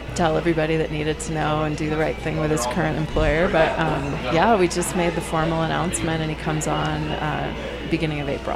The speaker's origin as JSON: {"language": "English", "region": "Maine", "country": "United States", "also_born_or_lived": "Massachusetts", "said": "I'm from Maine"}